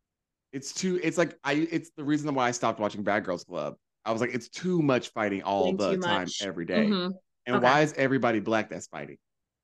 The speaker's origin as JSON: {"language": "English", "region": "the South", "country": "United States", "lives_now": "New York, United States", "said": "We watched so much Love and Hip Hop because, okay, listen, we're from the South."}